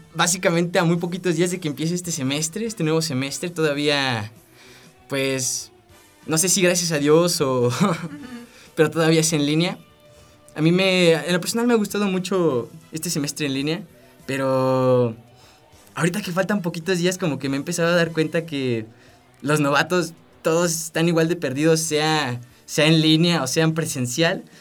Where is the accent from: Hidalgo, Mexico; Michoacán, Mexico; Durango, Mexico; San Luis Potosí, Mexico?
San Luis Potosí, Mexico; moved away as an adult; now in Guanajuato, Mexico; Yo soy de San Luis Potosí